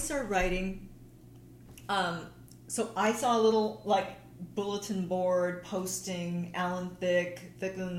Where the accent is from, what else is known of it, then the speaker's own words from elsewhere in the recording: Los Angeles, California, United States; I grew up in Hollywood and L.A.